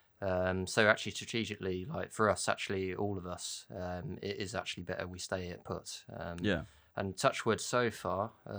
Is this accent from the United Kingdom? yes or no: yes; United Kingdom; we're British